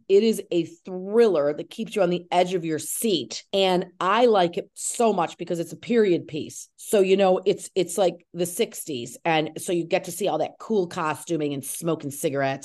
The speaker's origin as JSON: {"language": "English", "town": "Syracuse", "region": "New York", "country": "United States", "also_born_or_lived": "Cazenovia, New York", "said": "I'm from Syracuse"}